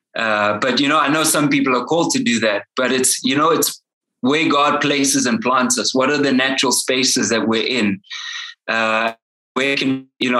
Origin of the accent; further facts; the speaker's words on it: Durban, KwaZulu-Natal, South Africa; now in Johannesburg, South Africa; I'm originally from Durban